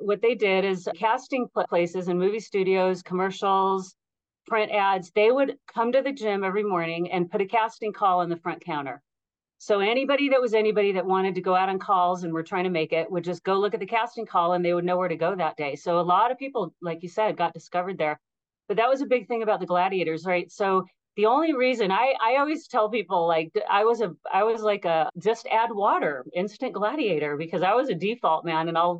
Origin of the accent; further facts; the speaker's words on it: Laguna Beach, California, United States; moved away as an adult; also born or lived in Los Angeles, California; now in Bend, United States; I was from Laguna Beach, California originally.